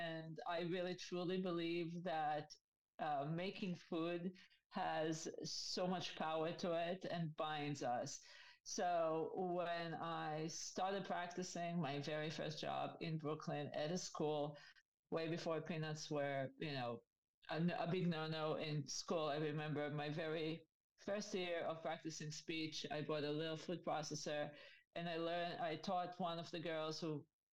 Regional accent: Israel; moved away as an adult; now in New York, United States; I grew up in Israel, and I moved here to go to school at the age of 24.

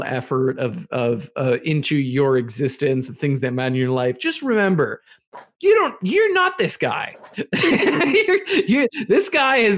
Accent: United States; being American

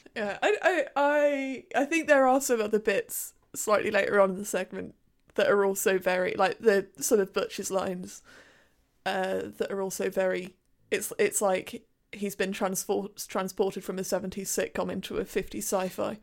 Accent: United Kingdom; as a Brit

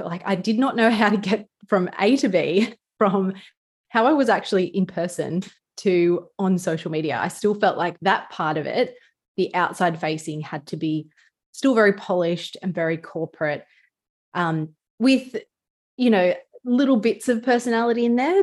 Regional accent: Newcastle, New South Wales, Australia; accent: bogan or ocker; sometimes I can be a little bit, um, bogan or ocker with the way I talk, like I'm from Newcastle.

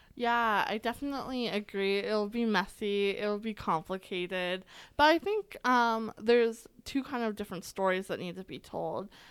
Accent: Alberta, Canada; I was born and raised here in Alberta

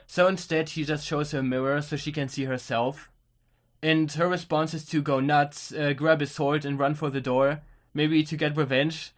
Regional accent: Germany; we're from Germany

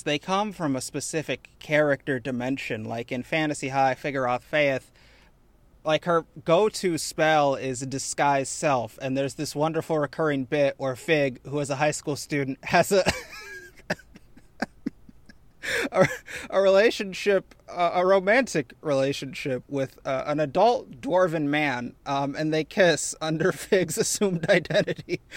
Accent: Chicago, Midwest, United States; I am, in fact, from the Midwest. I claim Chicago

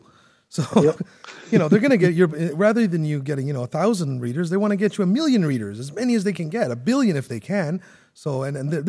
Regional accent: Canada; also born or lived in Toronto; I'm Canadian.

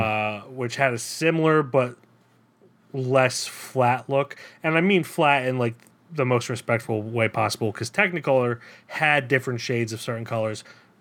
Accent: United States; as an American

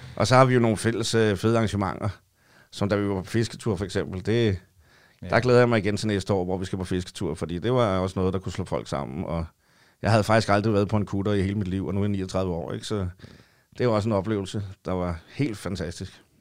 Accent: Copenhagen, Capital Region of Denmark, Denmark; jeg har været i København i hele mit liv

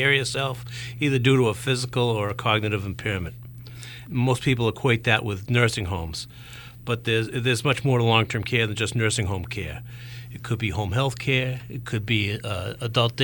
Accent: Baltimore, Maryland, United States; I was raised in Baltimore, Maryland

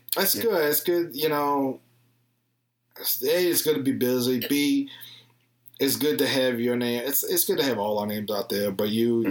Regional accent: the South, United States; I'm from the South

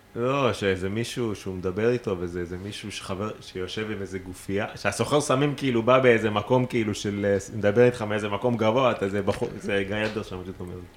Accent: Israel; אני מישראל

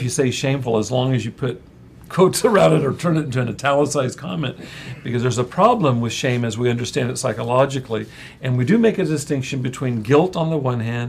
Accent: Central California, United States; I grew up in Central California where we had possums

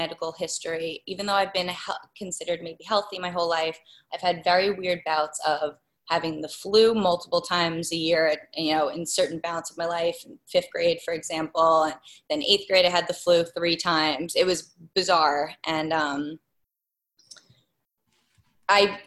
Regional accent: Lloyd Harbor, New York, United States; I grew up in Lloyd Harbor

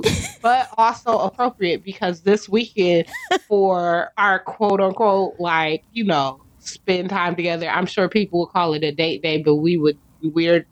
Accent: United States; as an American

